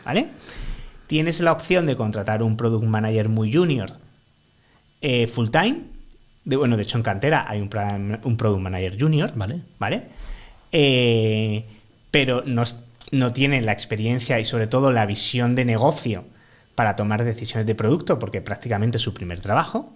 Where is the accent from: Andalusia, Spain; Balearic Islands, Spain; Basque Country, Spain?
Andalusia, Spain; Málaga; now in Madrid, Spain; yo soy un chico malagueño de 35 años